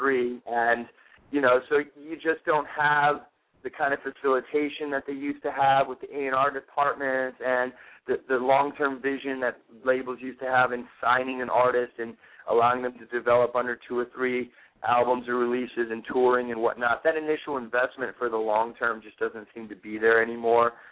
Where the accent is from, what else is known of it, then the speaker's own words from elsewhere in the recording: Florida, United States; moved away as an adult; also born or lived in New Orleans, Louisiana; now in New York City, United States; my brother and I were both born in New Orleans, Louisiana. Uh, we grew up in Florida